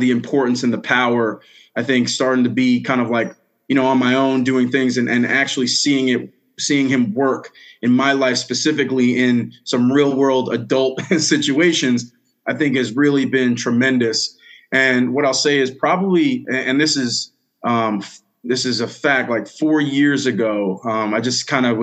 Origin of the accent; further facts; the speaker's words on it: Bellport, New York, United States; So I'm originally from Long Island, New York, grew up in Bellport, smaller town, eastern South Shore, Long Island